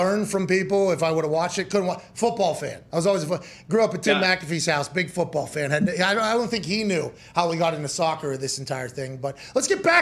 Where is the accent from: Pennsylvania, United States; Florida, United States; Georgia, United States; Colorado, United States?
Pennsylvania, United States; Pittsburgh; I grew up in Pittsburgh, so we played football